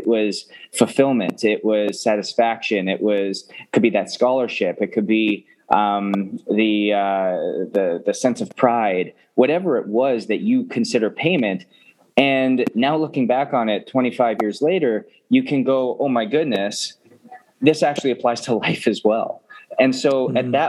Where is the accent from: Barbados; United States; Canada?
Canada; Edmonton, Alberta; growing up in Canada, Edmonton specifically